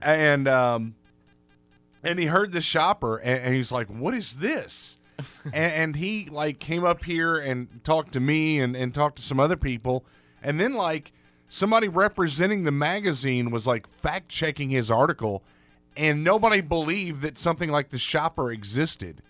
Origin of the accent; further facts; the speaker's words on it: Louisville, Kentucky, United States; I was from Kentucky, and I'm like, I'm from Louisville. My hometown is bigger than your whole county